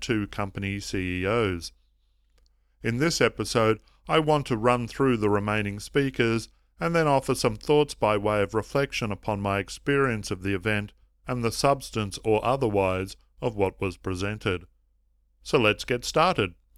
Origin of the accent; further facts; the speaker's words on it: Melbourne, Victoria, Australia; here in my hometown of Melbourne